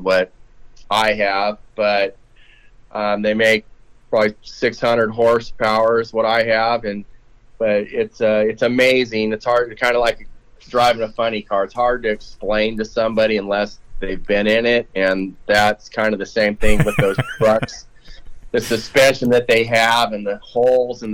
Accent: Huntington Beach, California, United States; also born or lived in Hemet, California; growing up out there in California, and then I grew up in Huntington Beach, but then we moved to Hemet out by Temecula there

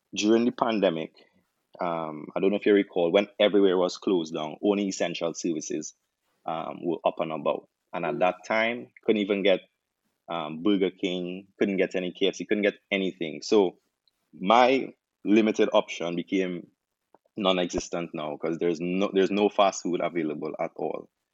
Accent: Trinidad & Tobago; moved away as an adult; now in Jamaica; I'm from Trinidad, uh, there's not a lot of Trini options here in Jamaica

